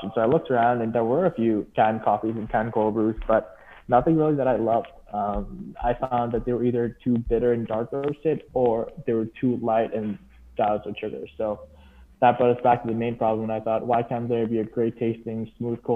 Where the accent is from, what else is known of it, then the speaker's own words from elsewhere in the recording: Dubai, United Arab Emirates; moved away as an adult; I was from Dubai, and Dubai is known for having a really rich coffee culture